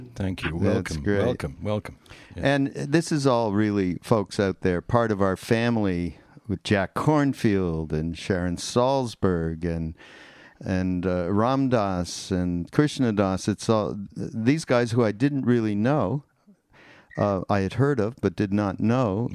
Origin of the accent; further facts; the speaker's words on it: Canada; now in United States; I'm from Canada, so we are like two immigrants that came over to the to the America.